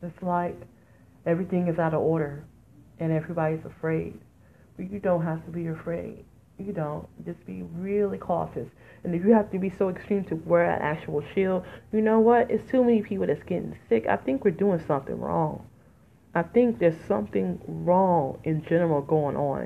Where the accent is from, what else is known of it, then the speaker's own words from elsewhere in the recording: Detroit, Michigan, United States; moved away as an adult; also born or lived in Philadelphia / Las Vegas; now in New Jersey, United States; as a teenager, I knew I was moving from Detroit. Hell, I knew I was moving from Michigan. So in my 20s, I gladly moved away from Detroit, Michigan.